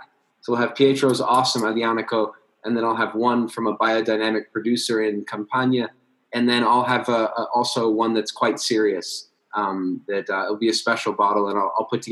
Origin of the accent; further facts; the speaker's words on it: United States; I'm American right here